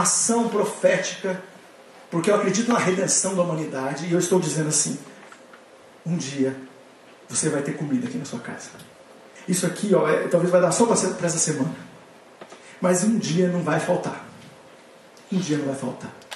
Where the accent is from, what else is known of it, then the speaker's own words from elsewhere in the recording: São Paulo, Brazil; also born or lived in Paraná; cheguei em São Paulo com 11 anos, vindo do Paraná